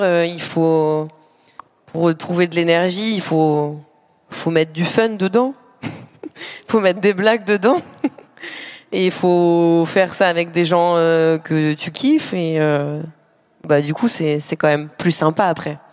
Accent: Normandy, France; j'ai grandi en Normandie

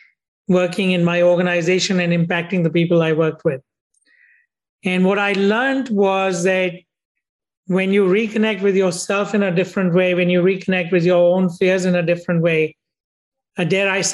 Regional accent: India; moved away as an adult; also born or lived in United States; I grew up in India

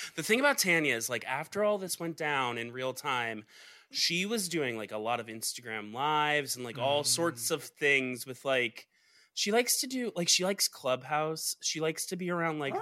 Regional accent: Georgia, United States; I'm from Georgia. I was raised underneath the shade of a Georgia pine

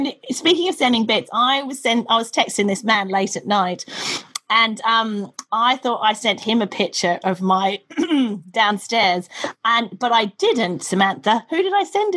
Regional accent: Australia; now in United Kingdom; I'm Australian

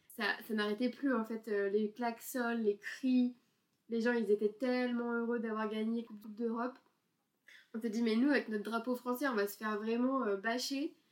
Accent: France; en tant que Français bien pressé

